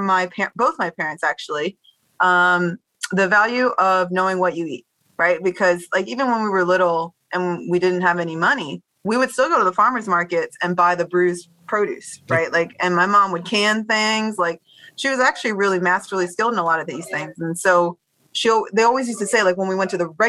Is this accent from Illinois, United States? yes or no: no; Baltimore, Maryland, United States; moved away as an adult; also born or lived in Washington, D.C.; now that we're back in Bmore, and I do see some of the folks that I grew up with in first grade